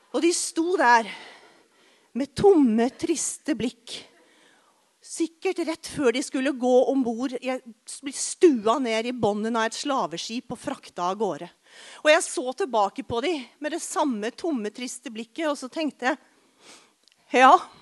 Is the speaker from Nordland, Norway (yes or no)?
no; Arendal, Agder, Norway; tannlegen min hjemme i Arendal